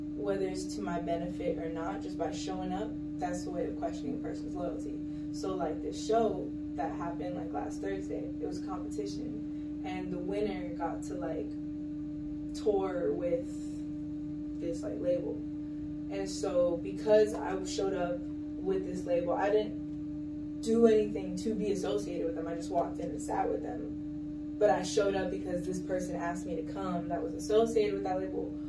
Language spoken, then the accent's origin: English; Kendall, Florida, United States; I am from Miami, Florida. Yeah. yeah. So I'm from Kendall, Florida